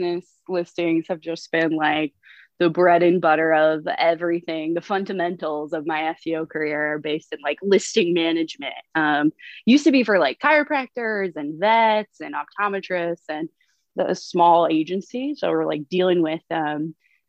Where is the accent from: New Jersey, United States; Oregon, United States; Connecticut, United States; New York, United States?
New York, United States; upstate; moved away as an adult; now in San Diego, United States; Grew up in upstate New York